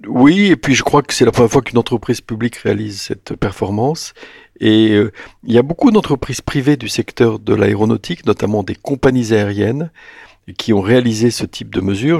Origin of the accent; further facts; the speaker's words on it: France; j'habitais la province, je suis venu à Paris